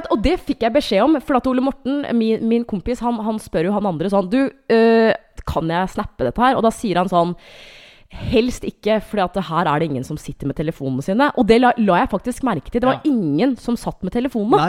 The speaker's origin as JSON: {"language": "Norwegian", "town": "Hamar", "region": "Innlandet", "country": "Norway", "said": "jeg er fra Hamar"}